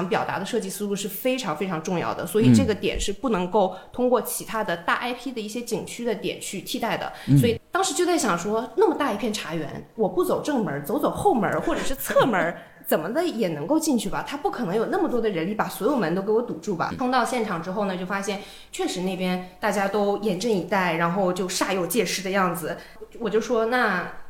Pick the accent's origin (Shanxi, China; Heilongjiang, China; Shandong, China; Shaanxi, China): Heilongjiang, China; 我的老家在东北黑龙江。